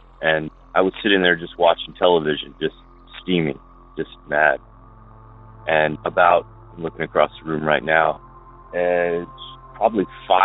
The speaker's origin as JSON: {"language": "English", "town": "Bradenton", "region": "Florida", "country": "United States", "tie": "born or raised there", "said": "I grew up in Bradenton, Florida"}